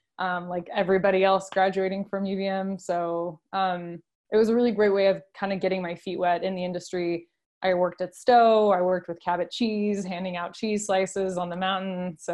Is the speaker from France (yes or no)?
yes; France; And then also growing up in France, you have like the coast, the mountains, the countryside.